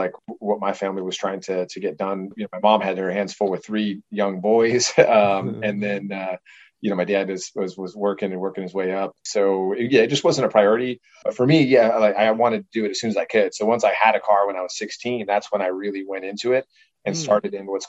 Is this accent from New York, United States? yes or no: no; Illinois, United States; born there; I was born out in Chicago, or small little town outside of Chicago, actually, and then kind of hopped around.